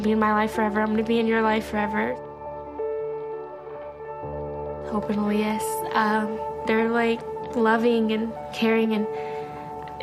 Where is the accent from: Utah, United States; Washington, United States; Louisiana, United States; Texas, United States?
Texas, United States; Austin; also born or lived in Cuero, Texas; I'm 17 and I'm from South Austin